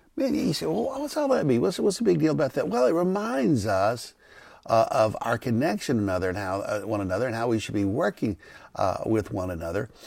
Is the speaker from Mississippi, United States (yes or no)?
yes; McComb, Mississippi, United States; moved away; I'm from Macomb, Mississippi.